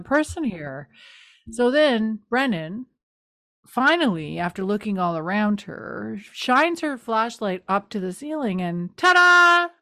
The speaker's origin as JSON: {"language": "English", "region": "the Maritimes", "country": "Canada", "said": "I'm from the Maritimes"}